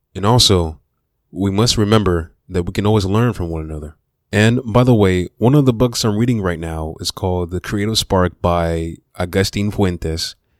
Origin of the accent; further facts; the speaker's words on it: Memphis, Tennessee, United States; also born or lived in Miami, Florida / Southaven, Mississippi / Horn Lake, Mississippi / Olive Branch, Mississippi; I was born in Miami and raised in Memphis